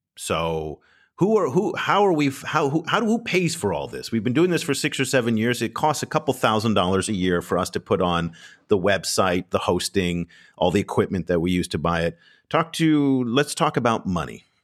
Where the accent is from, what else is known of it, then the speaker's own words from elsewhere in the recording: United States; I'm from the United States.